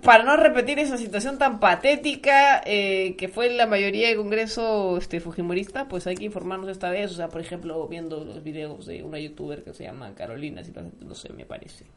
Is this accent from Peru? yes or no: yes; Peru